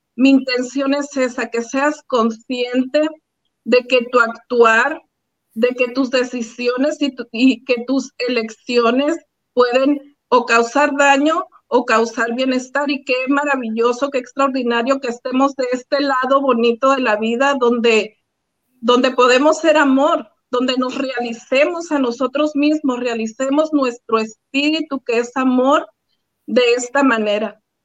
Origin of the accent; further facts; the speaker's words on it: Álamos, Sonora, Mexico; Yo soy originaria de Álamo, Sonora, México, mi pueblo querido, maravilloso.